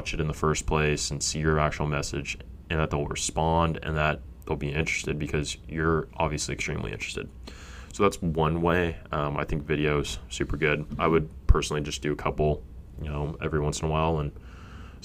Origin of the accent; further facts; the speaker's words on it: Fresno, California, United States; I'm from Fresno, grew up there